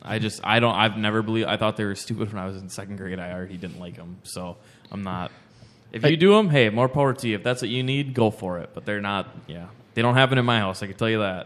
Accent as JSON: {"language": "English", "region": "Wisconsin", "country": "United States", "said": "they figured out I was from Wisconsin too"}